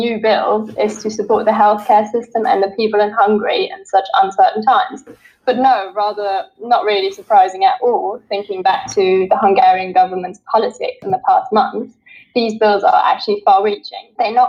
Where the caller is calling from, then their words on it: England, United Kingdom; I'm calling in from England today.